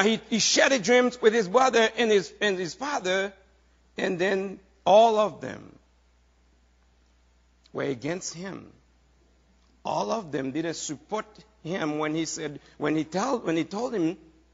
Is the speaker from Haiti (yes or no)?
yes; Haiti; moved away as an adult; now in United States; I am Haitian, right? How many of you know that? I come from Haiti, you know, a few years ago